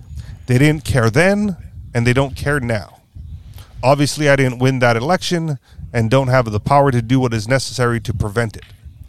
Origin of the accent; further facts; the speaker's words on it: Hawaii, United States; Growing up in Hawaii gave me special appreciation of our home, water, and precious natural resources.